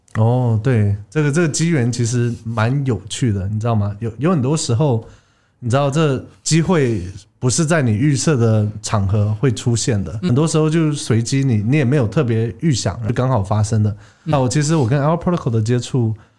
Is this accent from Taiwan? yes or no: yes; Taiwan; 我一半台湾人，一半美国人，我是在台湾长大的，以前读国民小学啊